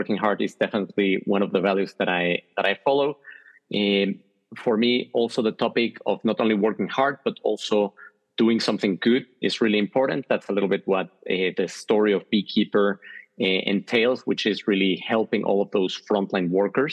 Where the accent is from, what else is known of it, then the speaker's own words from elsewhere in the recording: Mexico; moved away as an adult; now in Switzerland; I'm originally from Mexico. I lived there the first 20 years of my life, and I've been living the next 20 years in Switzerland.